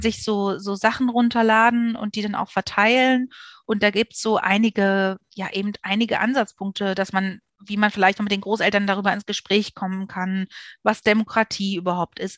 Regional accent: Berlin, Germany; ich bin geborene Berlinerin

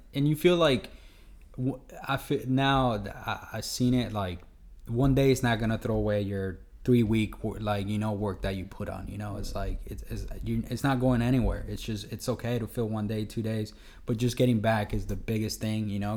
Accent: Honduras; we're from Honduras

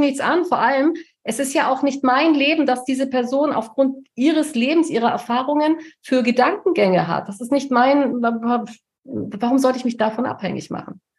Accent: Allgäu, Bavaria, Germany; moved away; ins Dorf komme, da ins Allgäu, wo ich herkomme, wo meine Eltern leben

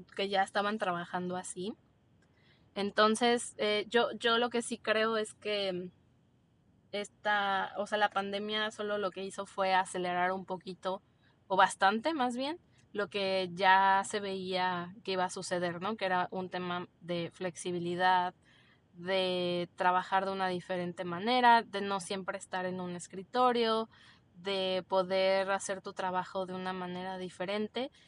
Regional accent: Mexico

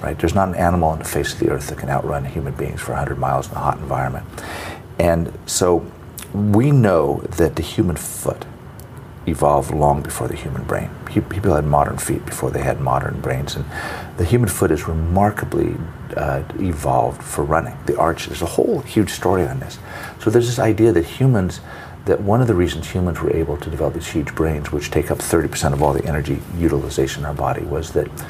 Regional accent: Fresno, California, United States; I grew up in Fresno in Central California

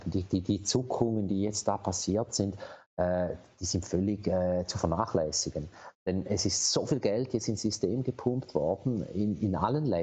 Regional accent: Switzerland; Und, und wir als Schweizer haben ja immer noch einen großen Vorteil äh, mit einer eigenen Währung.

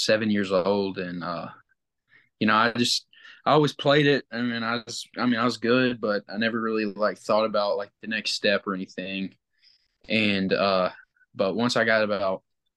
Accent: Batesville, Arkansas, United States; I'm from Batesville

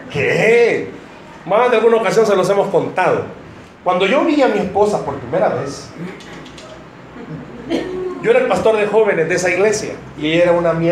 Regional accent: United States; Spanish is a second language; es que estoy aprendiendo a hablar, eh, soy gringo, ¿entendieron ustedes?

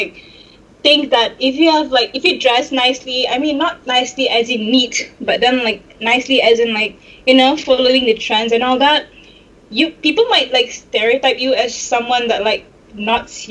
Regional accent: Kuala Lumpur, Malaysia; I'm from Kuala Lumpur.

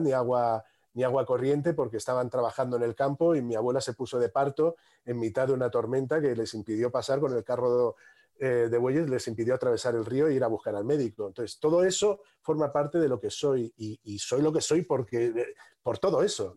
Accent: Madrid, Community of Madrid, Spain; me he criado en un barrio al sur de Madrid

